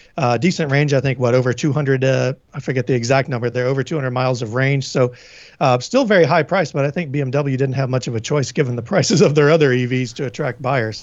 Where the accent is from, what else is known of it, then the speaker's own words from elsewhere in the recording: Tennessee, United States; now in New England, United States; I'm from Tennessee